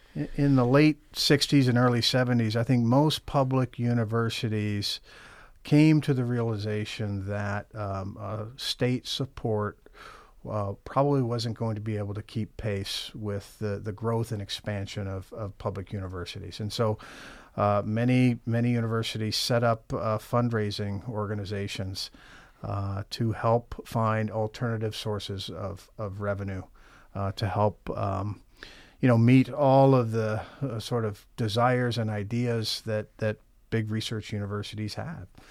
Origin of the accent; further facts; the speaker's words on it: Champaign, Illinois, United States; now in Michigan, United States; I'm from Illinois originally. I grew up in Champaign, Urbana